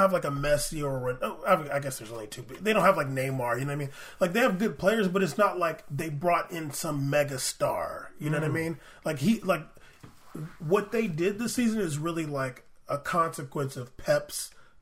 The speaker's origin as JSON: {"language": "English", "country": "United States", "said": "because we're American"}